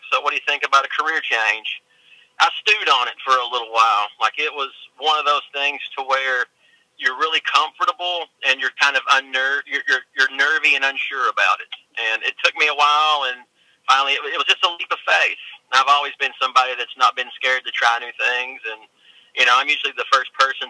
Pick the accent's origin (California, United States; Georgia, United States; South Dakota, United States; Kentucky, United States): Kentucky, United States; Elkhorn City; moved away as an adult; now in Pennsylvania, United States; originally I'm from a little town in eastern Kentucky called Elkhorn City